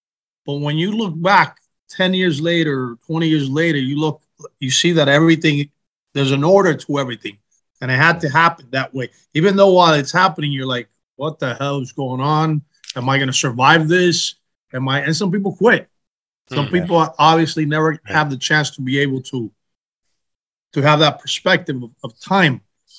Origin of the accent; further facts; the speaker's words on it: Miami, Florida, United States; moved away as an adult; now in Los Angeles, United States; I was born in Miami. I was born and raised in Miami, right where you guys are.